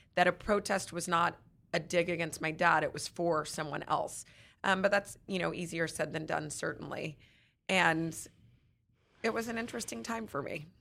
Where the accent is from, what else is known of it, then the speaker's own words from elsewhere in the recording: Texas, United States; We grew up in Texas